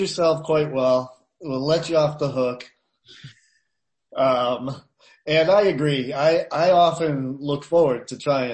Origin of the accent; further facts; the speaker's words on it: Boston, Massachusetts, United States; moved away as an adult; also born or lived in Chicago; I grew up in and around Boston